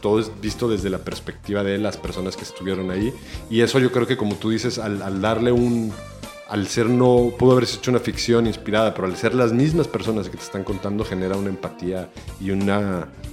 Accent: El Salvador; moved away as an adult; also born or lived in Mexico; yo, vine a vivir en El Salvador cuando tenía 11 años y me fui a México a estudiar en la universidad cuando tenía 20

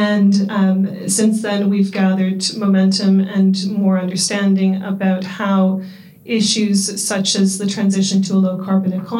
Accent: Canada; accent: Canadian; moved away as an adult; now in London, United Kingdom; I am Canadian, as you can probably tell from my accent, although I call myself a Londoner now, having been here for 13 years.

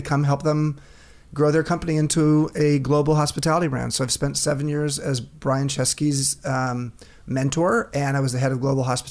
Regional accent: Long Beach, California, United States; moved away as an adult; now in San Francisco, United States; I grew up in LA, grew up in Long Beach.

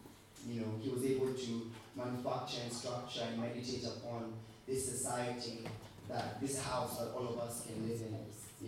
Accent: Kenya; I came from Kenya, I had nothing

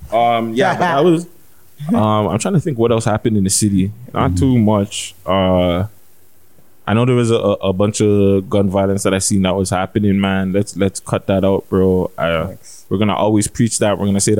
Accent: Canada; I'm not Jamaican, guys. Sorry. I'm Canadian, eh?

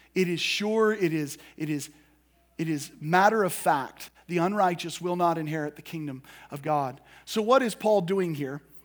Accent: United States; us as American Christians

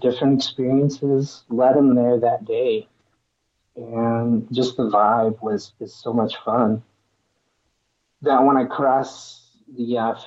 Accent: Stillwater, Oklahoma, United States; also born or lived in Tahlequah, Oklahoma; now in Tulsa, United States; I'm originally from the small town of Tahlequah out in Cherokee Nation, but I grew up in Stillwater, the home of Oklahoma State Cowboys

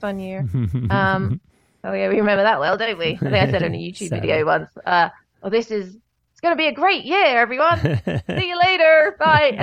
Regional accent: United Kingdom; I'm very British

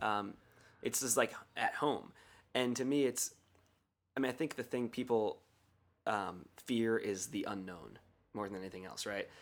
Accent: Columbia, Maryland, United States; moved away as an adult; now in Chiang Mai, Thailand; where I grew up in the Columbia Mall

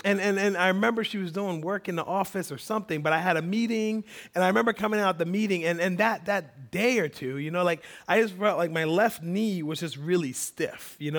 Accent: Liberia; now in United States; I grew up in Liberian Baptist, which I learned is very different than Black American Baptist, which when I came to America, I learned is very different than Southern Baptist

